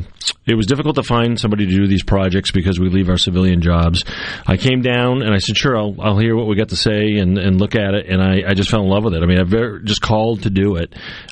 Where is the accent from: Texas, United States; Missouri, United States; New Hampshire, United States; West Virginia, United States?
New Hampshire, United States; also born or lived in Southbridge, Massachusetts; now in Mississippi, United States; So home is Southbridge, Massachusetts, with my wife, who was just here, and she just went back there yesterday. So I'm from New Hampshire originally. I'm a Yankee.